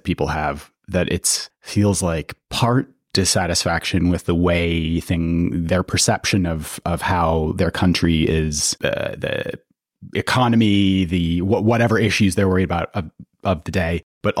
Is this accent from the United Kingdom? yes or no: yes; United Kingdom; also born or lived in United States; I'm British and American